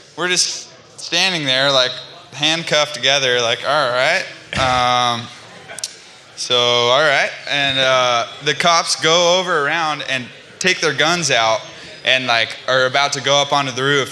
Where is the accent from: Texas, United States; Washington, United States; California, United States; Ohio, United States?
California, United States; I'm from California. I don't handle the cold very well